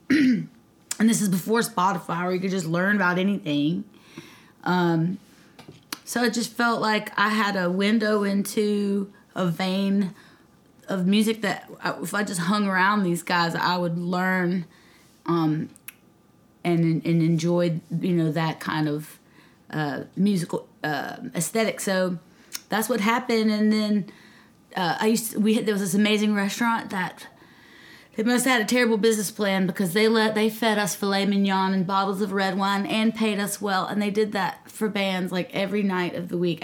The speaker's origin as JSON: {"language": "English", "town": "Nashville", "region": "Tennessee", "country": "United States", "tie": "born or raised there", "also_born_or_lived": "Mississippi", "moved": "as an adult", "lives_now": "Charleston, United States", "said": "I grew up in Nashville, Tennessee, via Mississippi"}